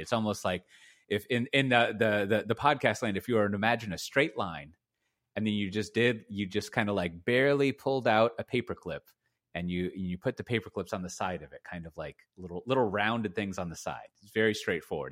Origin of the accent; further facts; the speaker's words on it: Austin, Texas, United States; I grew up in Austin and Texas.